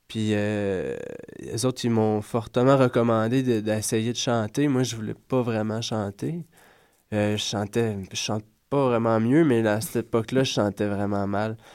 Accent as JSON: {"language": "French", "region": "Quebec", "country": "Canada", "said": "Euh, je viens de l'Outaouais."}